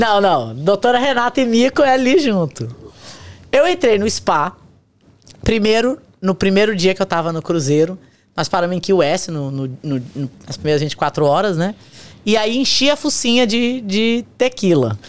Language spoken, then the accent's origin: Portuguese; São Gonçalo, Rio de Janeiro, Brazil; now in United States; Nós viemos de São Gonçalo